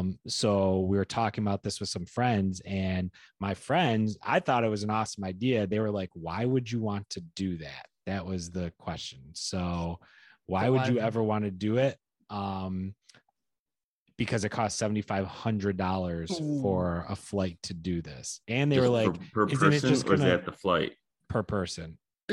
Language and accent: English; upstate New York, United States